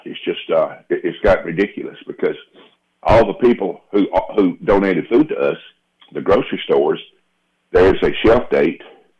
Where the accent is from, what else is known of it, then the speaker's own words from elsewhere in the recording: Laurel, Mississippi, United States; born there; also born or lived in Oklahoma; I was born in Laurel, Mississippi, as a matter of fact, and I spent a lot of my life, though, in Oklahoma.